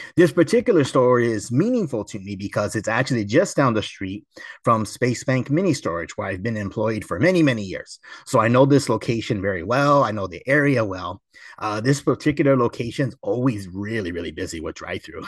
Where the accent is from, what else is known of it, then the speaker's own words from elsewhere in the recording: Temple City, California, United States; the location I grew up going to in Temple City